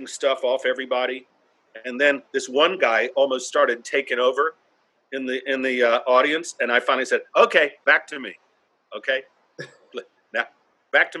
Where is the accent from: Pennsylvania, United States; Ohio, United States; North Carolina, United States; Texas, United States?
North Carolina, United States; now in New York City, United States; I'm from North Carolina